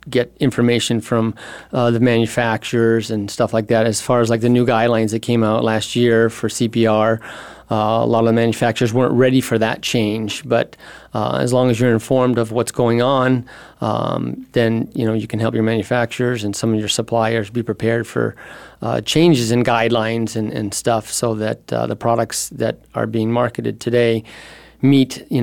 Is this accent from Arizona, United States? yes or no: yes; Phoenix, Arizona, United States; moved away as an adult; also born or lived in San Diego, California; I grew up in Phoenix and Scottsdale. Went to Chaparral, graduated from ASU. So this is, you know, my hometown.